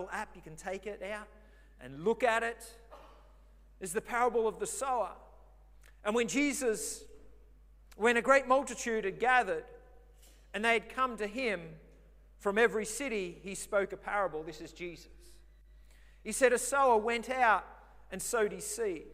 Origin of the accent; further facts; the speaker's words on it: Victoria, Australia; now in Redcliffe, Australia; I remember as a kid growing up, we grew up in Victoria